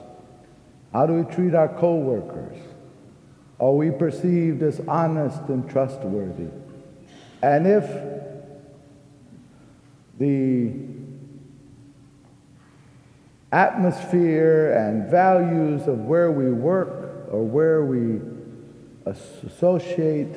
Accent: Texas, United States; I'm a Texan

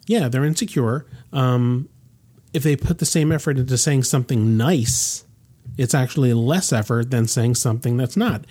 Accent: United States; I'm born in this country, I'm an American

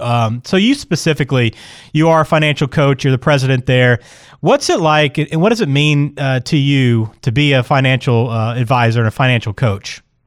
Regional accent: Birmingham, Alabama, United States; moved away; I'm from Birmingham originally

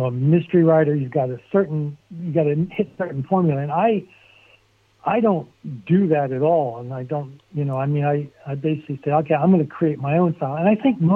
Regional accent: Barnegat, New Jersey, United States; moved away; I grew up on, you know, in Barnegat, and it's a small town

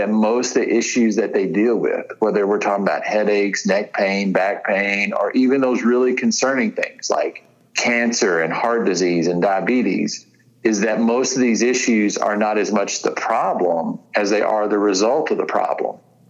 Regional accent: Tennessee, United States; I'm from West Tennessee. It ain't good, right?

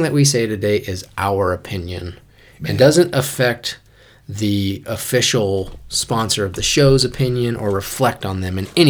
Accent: Boise, Idaho, United States; also born or lived in Kansas; I moved here when I was like 7 months old. So basically, I'm native

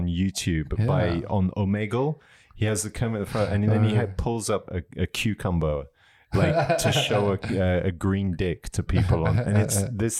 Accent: England, United Kingdom; Me growing up in England

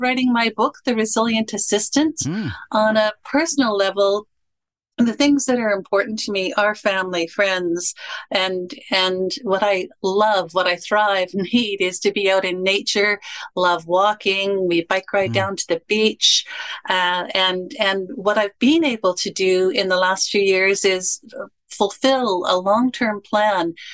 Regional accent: Canada; I am a Canadian

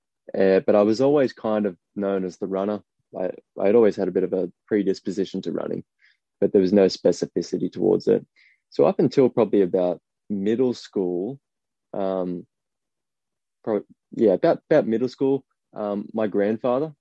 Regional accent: Gosford, New South Wales, Australia; I grew up on the Central Coast in Gosford.

